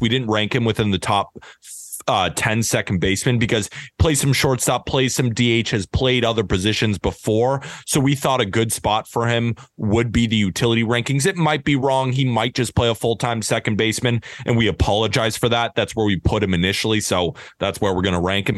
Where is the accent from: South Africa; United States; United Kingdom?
United States; California; moved away; also born or lived in New York; I'm from California, grew up on In and Out, but I've lived in New York